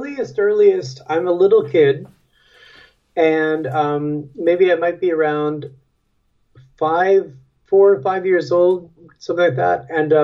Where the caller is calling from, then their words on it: Brooklyn, New York, United States; I'm calling you from Brooklyn, New York.